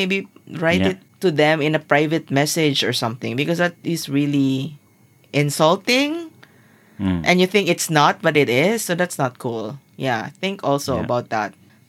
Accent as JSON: {"language": "English", "town": "Zamboanga City", "region": "Zamboanga Peninsula", "country": "Philippines", "said": "So I'm from Zamboanga"}